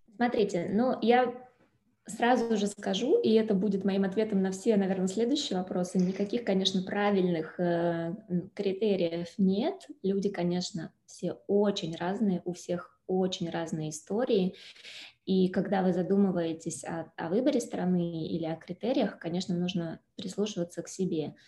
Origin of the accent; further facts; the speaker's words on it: Moscow, Russia; moved away as an adult; now in Lugano, Switzerland; Родилась в Москве и жила в Москве